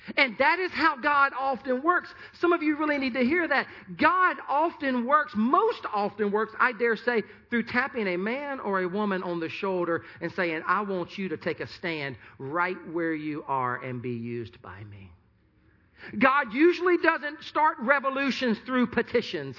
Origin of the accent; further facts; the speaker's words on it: Sumter, South Carolina, United States; Sumter, which is my hometown